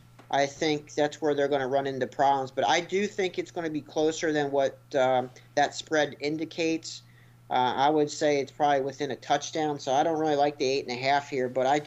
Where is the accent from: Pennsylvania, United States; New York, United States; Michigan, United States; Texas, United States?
Pennsylvania, United States; we all live in the Philly area. We're from Pennsylvania.